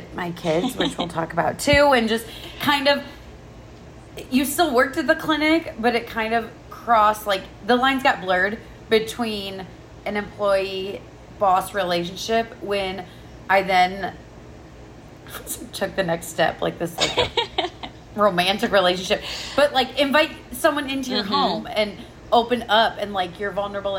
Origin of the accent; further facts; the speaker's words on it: Iowa, United States; also born or lived in Chicago, Illinois; I was born in Chicago, but when we were about 3, we moved to Iowa, and I was raised in a small, not super small, not big, medium-ish town in Iowa